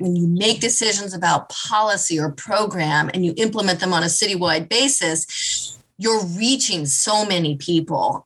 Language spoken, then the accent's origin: English; Kansas City, United States; I grew up in Kansas. I grew up in Kansas City